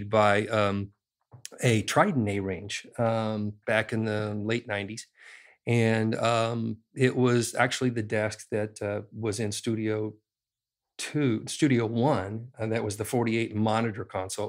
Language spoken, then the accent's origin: English; Indiana, United States; I grew up in Indiana in a cornfield, basically